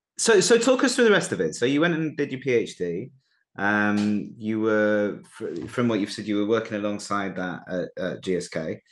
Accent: Manchester, North West England, United Kingdom; moved away; I'm from Manchester, actually

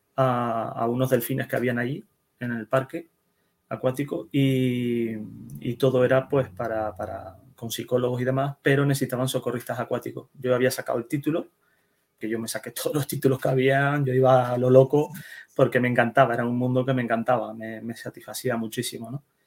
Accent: Netherlands; Yo nací en Holanda, ¿vale? Yo soy hijo de inmigrantes

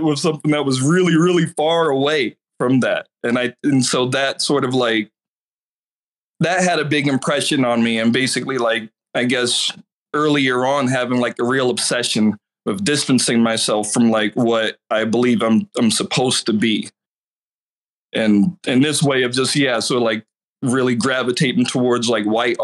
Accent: Fayetteville, North Carolina, United States; I grew up in Fayetteville, North Carolina

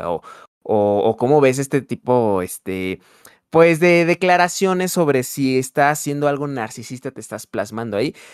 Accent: Mexico; no soy de Dinamarca, no soy europeo, pues entonces al ser mexicano como que me ven una persona pretenciosa.

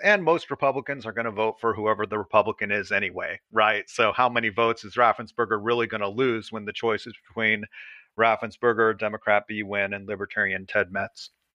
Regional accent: Atlanta, Georgia, United States; I'm from the Atlanta area, so um, this is my hometown

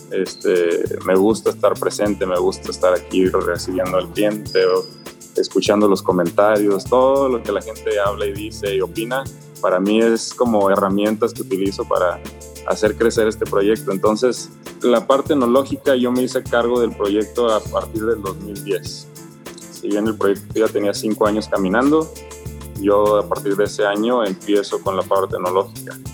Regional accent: Ensenada, Baja California, Mexico; eh, soy de aquí de Ensenada, nacido en Ensenada, soy ingeniero civil de profesión

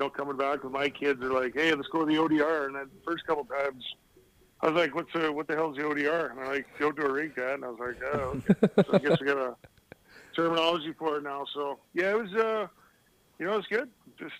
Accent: Edmonton, Alberta, Canada; I mean, it was just a regular Canadian upbringing, I guess would be the best way to put it.

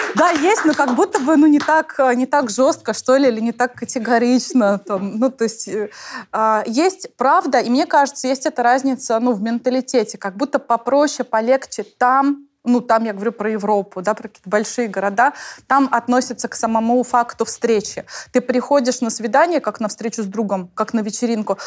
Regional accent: Tatarstan, Russia; я же из Татарстана

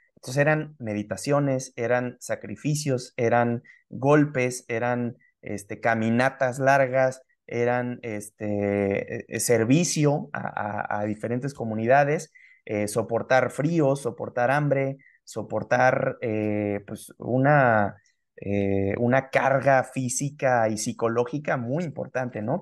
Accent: Mexico; los mexicanos que somos, originarios de acá

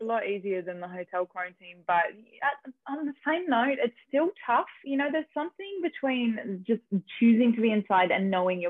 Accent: Melbourne, Victoria, Australia; now in Los Angeles, United States; I'm an actress from Melbourne, Australia. I live in LA these days, but I'm bouncing between Canada and the US at the moment.

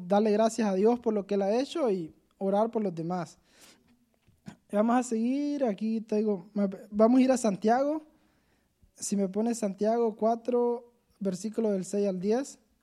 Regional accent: Honduras; moved away as an adult; yo me vine de Honduras

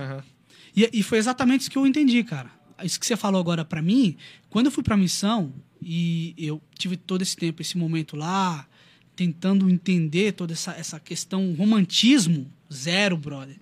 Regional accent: Brazil; brasileiro cristão

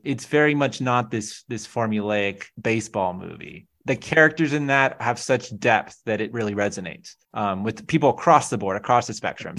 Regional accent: California, United States; as a Californian

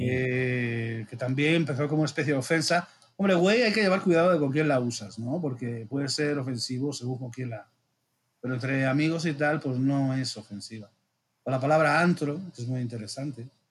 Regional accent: Region of Murcia, Spain; moved away as an adult; now in Mexico; mi tierra chica, Murcia

